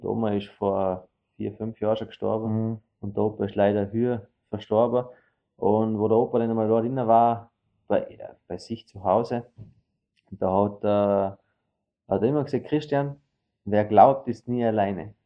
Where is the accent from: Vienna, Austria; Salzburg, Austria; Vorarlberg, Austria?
Vorarlberg, Austria; wir als Vorarlberger